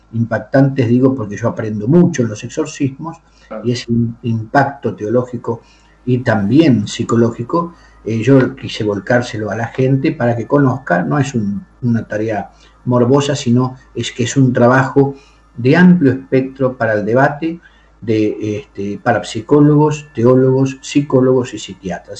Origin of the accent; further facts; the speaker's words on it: Argentina; moved away as an adult; now in Spain; yo soy nativo de la República Argentina